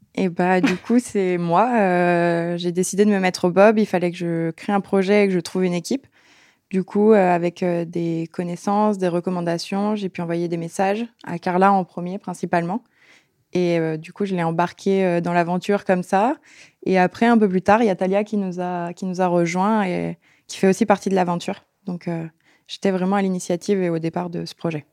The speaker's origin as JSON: {"language": "French", "town": "La Plagne", "region": "Auvergne-Rhône-Alpes", "country": "France", "said": "Je viens de la Plaine"}